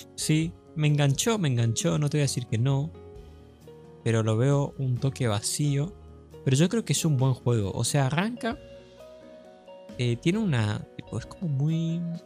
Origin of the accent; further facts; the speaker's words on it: Argentina; somos argentinos